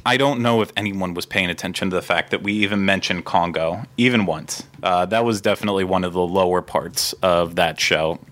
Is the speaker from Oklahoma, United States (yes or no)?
no; Pennsylvania, United States; moved away; so I grew up in Pennsylvania